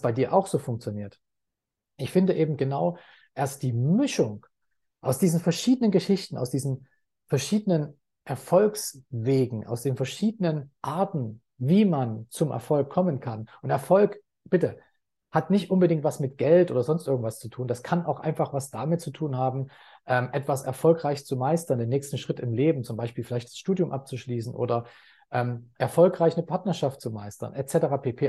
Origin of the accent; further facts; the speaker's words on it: Leipzig, Saxony, Germany; also born or lived in Dortmund; now in Thailand; ich bin in Leipzig geboren, habe sehr lange Zeit in Dortmund gelebt